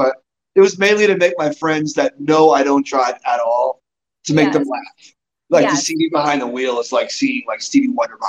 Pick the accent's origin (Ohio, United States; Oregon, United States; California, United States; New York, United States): New York, United States; moved away as an adult; now in Denver, United States; I'm from New York, for those that don't know.